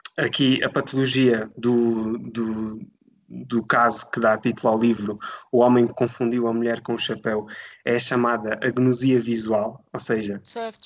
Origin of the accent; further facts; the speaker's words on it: Alentejo, Portugal; moved away as an adult; decidi regressar à minha terra natal. Eu sou do Alentejo